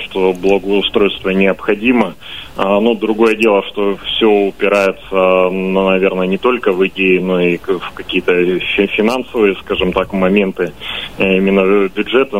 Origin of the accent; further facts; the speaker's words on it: Krasnoyarsk, Krasnoyarsk Krai, Russia; как и любой, наверное, коренной красноярец